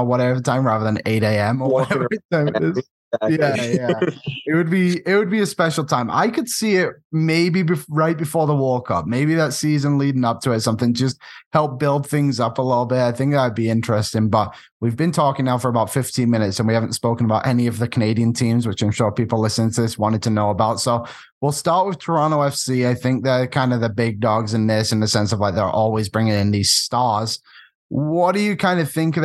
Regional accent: North West England, United Kingdom; I'm from England, and Phil Neville and I are from very similar areas

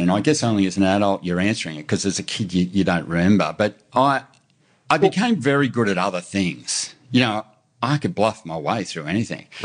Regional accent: Brisbane, Queensland, Australia; I grew up in Brisbane, man.

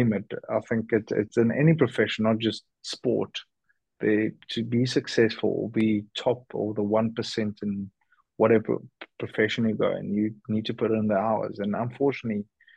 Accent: South Africa; being South African

